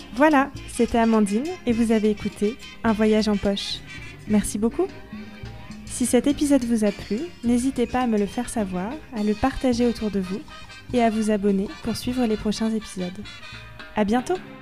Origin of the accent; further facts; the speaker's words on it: France; en grandissant en France